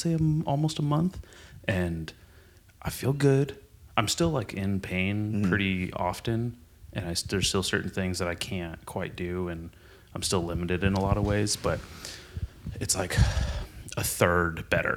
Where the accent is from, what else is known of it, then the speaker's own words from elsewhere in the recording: Nipomo, California, United States; I grew up in Nipomo. I started skateboarding there.